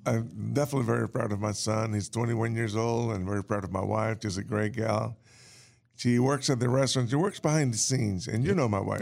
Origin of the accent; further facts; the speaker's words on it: New Orleans, Louisiana, United States; moved away as an adult; also born or lived in Cuba; now in North Carolina, United States; I was born in Cuba. I grew up in New Orleans.